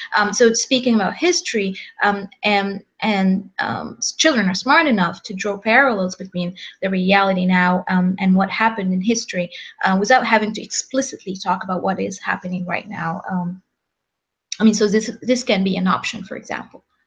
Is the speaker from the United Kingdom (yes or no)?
no; Egypt; now in Los Angeles, United States; we're from Egypt